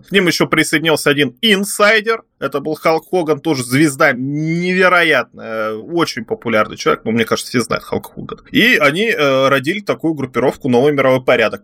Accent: Tyumen, Tyumen Oblast, Russia; Я вот э, родился э, в Тюмени

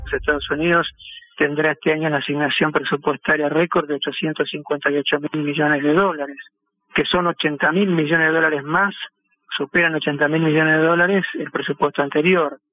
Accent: Argentina

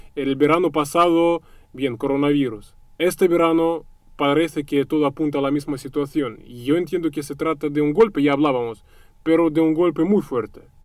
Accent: Russia; como ruso

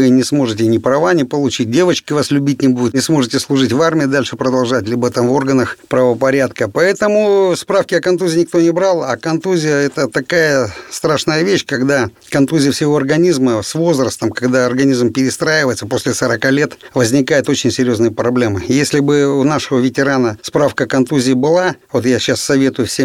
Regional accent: Krasnoyarsk, Krasnoyarsk Krai, Russia; Да, я родился и вырос в Красноярске. Я сибиряк, был призван в ряды вооруженных сил СССР 22 апреля 1984 года.

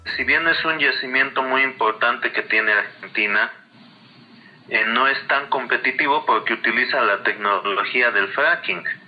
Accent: Bolivia

